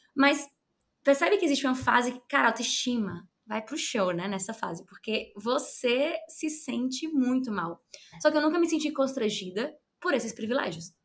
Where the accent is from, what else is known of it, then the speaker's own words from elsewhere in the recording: Ceará, Brazil; lá no Ceará, que é o meu estado, sou cearense